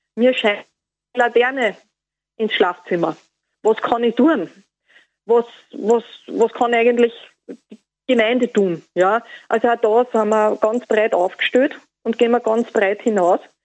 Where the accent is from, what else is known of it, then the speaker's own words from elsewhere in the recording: Austria; bei uns in Österreich